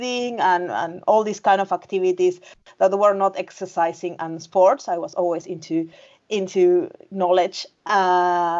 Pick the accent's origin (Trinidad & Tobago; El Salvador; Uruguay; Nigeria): Uruguay; moved away as an adult; now in Finland; I'm from Uruguay, South America, the south, next to Argentina and Brazil.